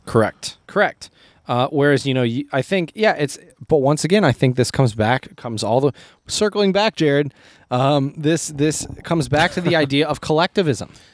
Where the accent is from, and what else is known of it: United States